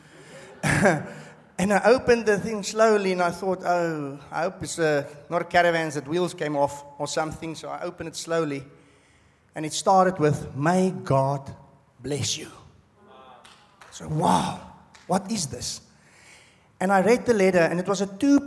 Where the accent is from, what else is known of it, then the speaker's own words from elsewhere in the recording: South Africa; moved away as an adult; now in Australia; I'm from South Africa